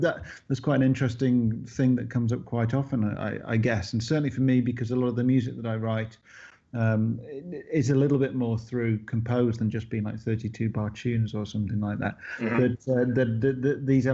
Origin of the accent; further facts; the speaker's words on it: United Kingdom; grown up here and to be part of this sort of, you know, part of this country